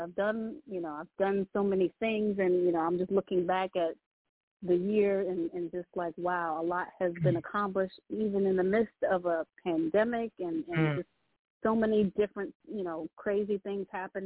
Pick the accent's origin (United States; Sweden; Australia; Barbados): United States; Virginia Beach, Virginia; also born or lived in Brooklyn, New York; now in Manassas, United States; I was originally from Virginia Beach, but right now, I reside right outside of the Northern Virginia area out of DMV